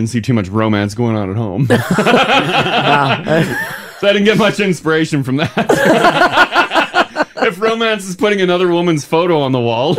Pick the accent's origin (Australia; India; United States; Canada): Canada; Manitoba; moved away; Well, I'm from Manitoba